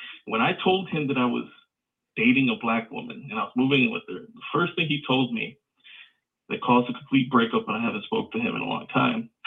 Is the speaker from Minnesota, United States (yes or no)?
no; Chicago, Illinois, United States; now in Indiana, United States; I'm from Indiana, born and raised in Chicago.